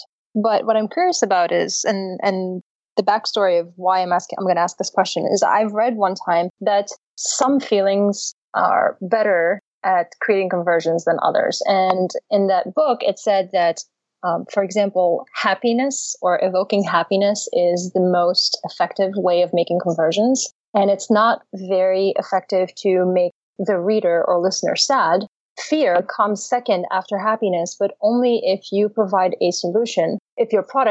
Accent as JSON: {"language": "English", "country": "United States", "said": "I'm American"}